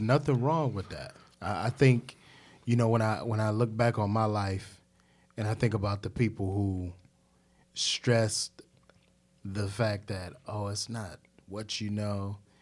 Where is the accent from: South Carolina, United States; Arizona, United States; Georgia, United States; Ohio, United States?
Ohio, United States; Cleveland; now in Charlotte, United States; I'm from Cleveland